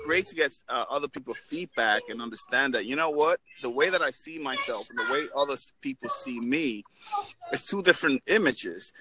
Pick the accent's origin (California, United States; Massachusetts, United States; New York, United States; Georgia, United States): New York, United States; now in Florida, United States; I'm originally from New York, but I'm, from, I'm in uh, Florida right now